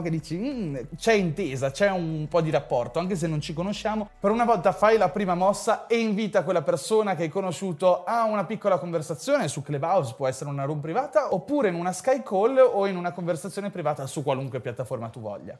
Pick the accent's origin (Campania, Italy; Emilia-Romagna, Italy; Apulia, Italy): Emilia-Romagna, Italy; Ferrara; io sono di Ferrara, sono nato a Ferrara